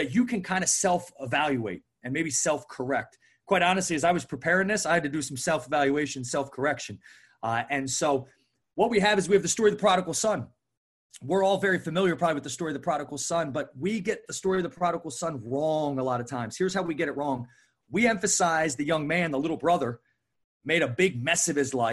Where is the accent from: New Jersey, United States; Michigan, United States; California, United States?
New Jersey, United States; right outside of Philly; moved away as an adult; also born or lived in Chattanooga, Tennessee; I was born and raised right outside of Philly.